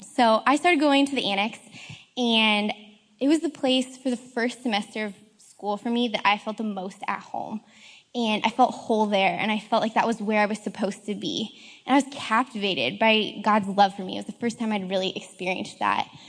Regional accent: Colorado, United States; moved away as an adult; now in Seattle, United States; I come from Colorado

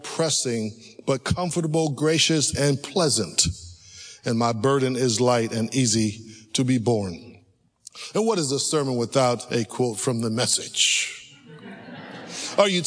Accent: California, United States; moved away; I grew up in California where they have real roller coasters

